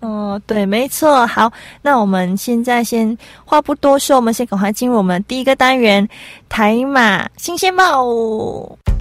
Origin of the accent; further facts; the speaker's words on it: Malaysia; moved away as an adult; now in Taiwan; 同时我也是来自马来西亚的同学